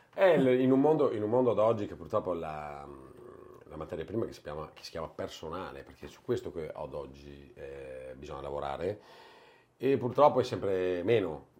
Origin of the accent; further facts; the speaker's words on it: Castelfranco Veneto, Veneto, Italy; io sono di Castelfranco, ma beh, Treviso